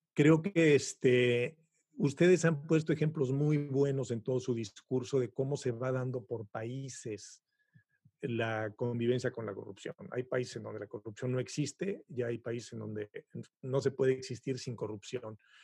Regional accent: Mexico; moved away as an adult; now in Montreal, Canada; yo, como buen mexicano, pues he pasado por todas las circunstancias típicas

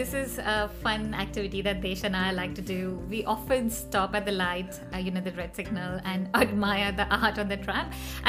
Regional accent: India; moved away as an adult; now in Melbourne, Australia; I come from India, which is a chai nation.

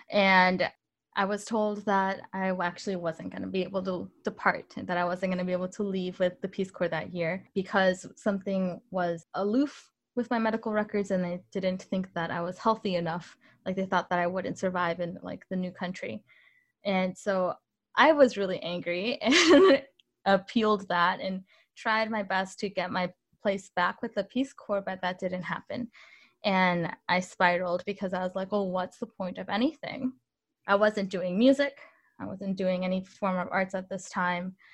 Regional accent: Illinois, United States; also born or lived in Mexico; I grew up in Northern Illinois. I moved around a lot when I was really young.

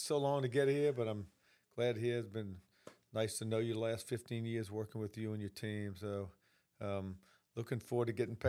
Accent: New Orleans, Louisiana, United States; Look, I'm originally from New Orleans. You can tell by this little country accent I have.

